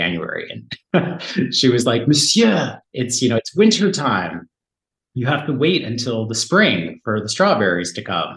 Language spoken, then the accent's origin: English; San Diego, California, United States; moved away as an adult; now in France; Southern California, where I grew up in San Diego